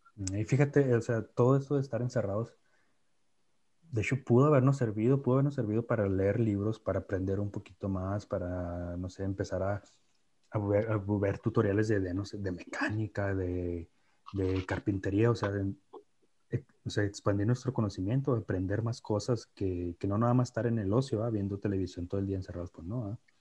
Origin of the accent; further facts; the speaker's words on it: Mexico; somos mexicanos